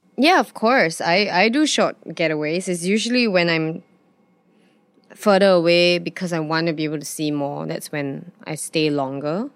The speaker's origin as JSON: {"language": "English", "country": "Singapore", "tie": "born or raised there", "also_born_or_lived": "London", "said": "growing up in Singapore, it was, it's some, rent is something I never have to worry about."}